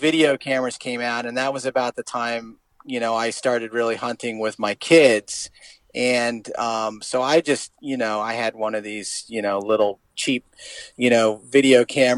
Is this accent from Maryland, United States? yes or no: yes; Eastern Shore, Maryland, United States; moved away as an adult; now in Maine, United States; I grew up on the Eastern Shore down in Maryland